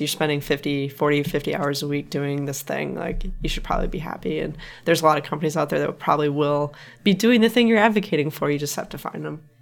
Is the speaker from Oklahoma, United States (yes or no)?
no; Wisconsin, United States; now in California, United States; my home state, Wisconsin.